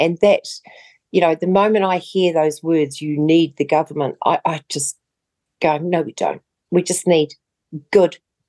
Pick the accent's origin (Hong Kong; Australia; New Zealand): New Zealand; So as a New Zealander, you will no longer be able to just go.